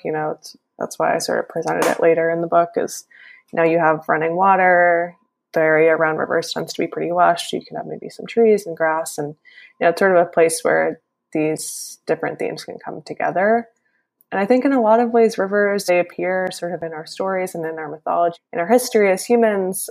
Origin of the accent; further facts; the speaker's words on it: Northeast, United States; I'm from the Northeast and I am definitely very used to winters by now